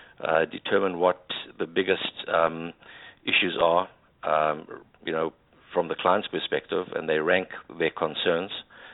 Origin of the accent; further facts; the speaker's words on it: South Africa; my background is public accounting. I'm a South African chartered accountant.